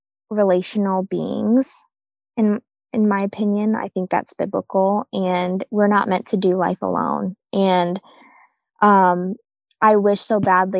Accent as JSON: {"language": "English", "region": "New England", "country": "United States", "tie": "born or raised there", "also_born_or_lived": "Bible Belt", "said": "New England is a very spiritually oppressed area. And I discovered that after living in the Bible Belt for the past 5 years"}